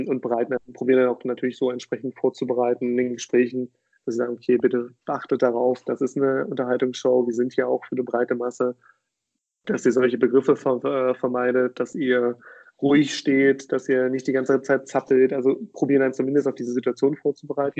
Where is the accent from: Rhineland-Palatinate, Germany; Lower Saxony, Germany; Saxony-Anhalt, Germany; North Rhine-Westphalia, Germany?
Saxony-Anhalt, Germany; near Magdeburg; moved away as an adult; also born or lived in Berlin; Ich komme aus der Nähe von Magdeburg